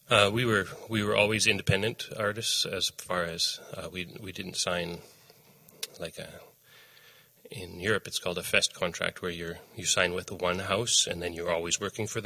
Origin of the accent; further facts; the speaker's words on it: Saskatchewan, Canada; moved away as an adult; also born or lived in Winnipeg; I grew up in Saskatchewan. Um, uh, and lived in Saskatchewan until I finished high school and then moved to Winnipeg.